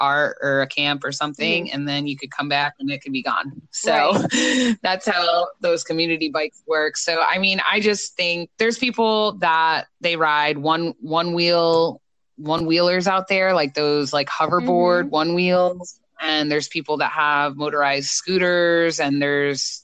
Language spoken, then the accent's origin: English; New Jersey, United States; I'm from New Jersey